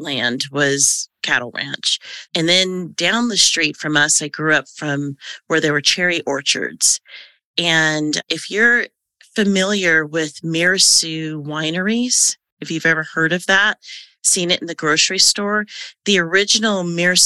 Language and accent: English; Silicon Valley, California, United States; moved away as an adult; also born or lived in Arizona; I grew up in Silicon Valley